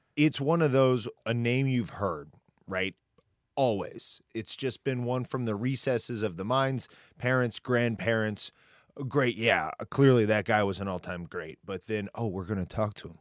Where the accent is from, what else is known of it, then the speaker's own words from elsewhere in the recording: Peru, Indiana, United States; I'm I'm from Peru, Indiana originally